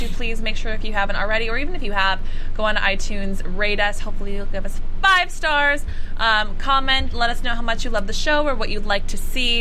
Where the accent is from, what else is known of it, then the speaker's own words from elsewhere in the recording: Minneapolis, Minnesota, United States; moved away; Minneapolis, St. Paul! Which is my hometown.